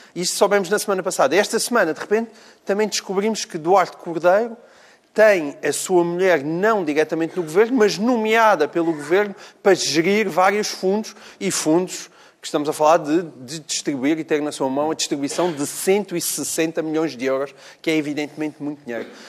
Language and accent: Portuguese; Portalegre, Alentejo, Portugal; moved away; eu sou alentejano, eu sou de Porto Alegre